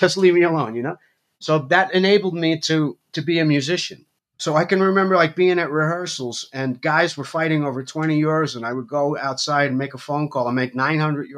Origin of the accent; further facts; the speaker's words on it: Ossining, New York, United States; moved away; also born or lived in Austria; I was born in Ossining, New York, which is 30 miles from New York City